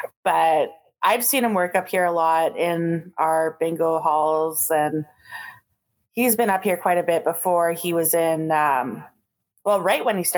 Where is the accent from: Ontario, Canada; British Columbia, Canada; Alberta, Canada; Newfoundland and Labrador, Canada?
Ontario, Canada; Thunder Bay; my hometown of Thunder Bay.